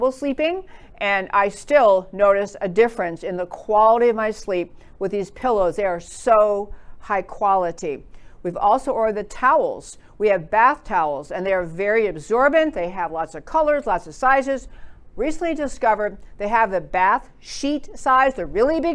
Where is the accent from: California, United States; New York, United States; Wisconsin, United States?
New York, United States; I grew up in New York and I can talk pretty fast